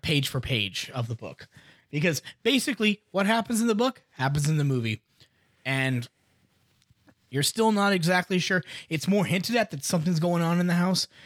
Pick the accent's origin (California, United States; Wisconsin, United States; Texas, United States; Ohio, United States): Wisconsin, United States; an F five tornado ran through my hometown